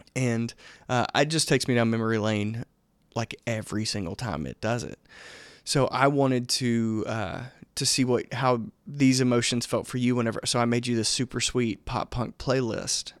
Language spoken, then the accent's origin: English; Laurel, Mississippi, United States; now in Athens, Georgia, United States; I grew up in a small town called Laurel, Mississippi.